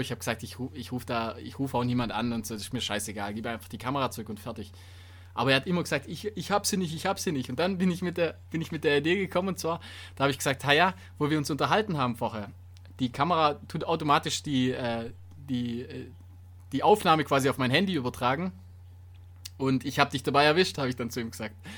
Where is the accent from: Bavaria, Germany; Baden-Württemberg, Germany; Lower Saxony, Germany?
Baden-Württemberg, Germany; Donaubergland; moved away; das ist in meiner alten Heimat